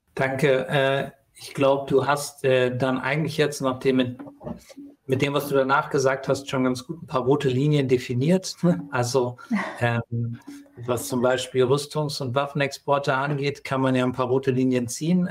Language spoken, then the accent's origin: German; Hesse, Germany; Ich komme aus dem Nachbarort gebürtig.